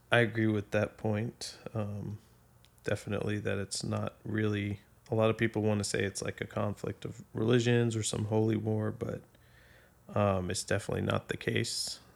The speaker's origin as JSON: {"language": "English", "town": "Boston", "region": "Massachusetts", "country": "United States", "tie": "born or raised there", "also_born_or_lived": "Saudi Arabia / Abu Dhabi", "moved": "yes", "lives_now": "Arlington, United States", "said": "I'm originally from Boston, Massachusetts"}